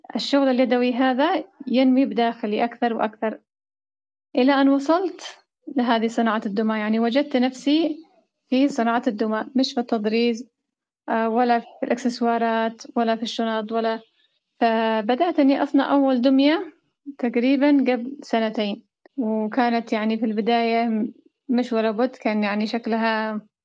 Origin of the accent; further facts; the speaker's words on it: Yemen; إحنا كيمنيين